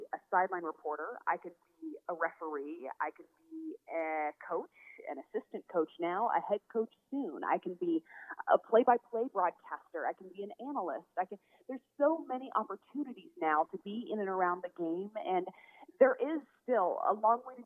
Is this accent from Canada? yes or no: no; Tallahassee, Florida, United States; moved away as an adult; also born or lived in Atlanta; my hometown in Tallahassee